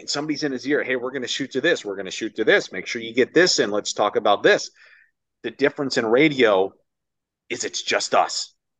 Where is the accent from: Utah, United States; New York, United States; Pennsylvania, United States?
New York, United States; Ithaca; moved away as an adult; also born or lived in Orlando, Florida; now in Miami, United States; I grew up in New York my entire life